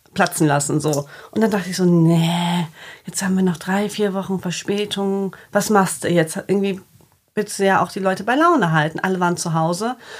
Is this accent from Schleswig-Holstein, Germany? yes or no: no; Bremen, Germany; moved away as an adult; also born or lived in Cologne; now in Hamburg, Germany; ich bin gebürtige Bremerin, habe in Köln, im schönen Köln, vier Jahre gelebt